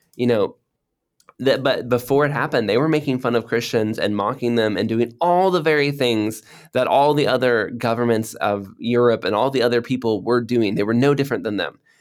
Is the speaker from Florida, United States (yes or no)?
yes; Florida, United States; moved away as an adult; also born or lived in Cambodia; now in Indonesia; I grew up in Florida where it always has rain